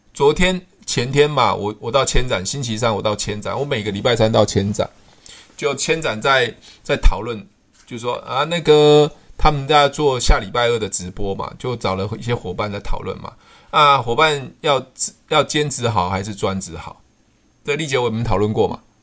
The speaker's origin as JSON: {"language": "Chinese", "country": "Taiwan", "said": "我们是台湾人嘛"}